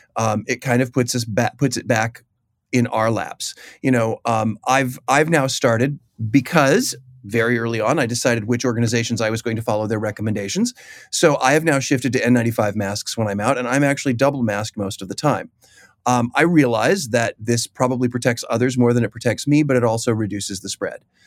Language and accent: English; Chicago, Illinois, United States; I've grown up in that aquarium. I am from Chicago.